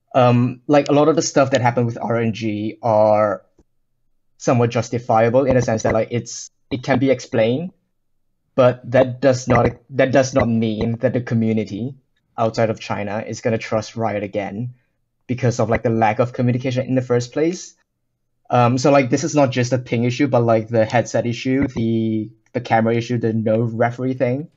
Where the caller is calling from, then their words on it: United Kingdom; calling from the U K